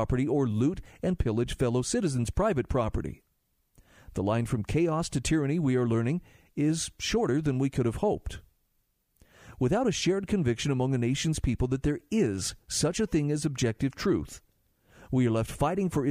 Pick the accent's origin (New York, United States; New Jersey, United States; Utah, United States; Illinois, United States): Utah, United States; In my home state of Utah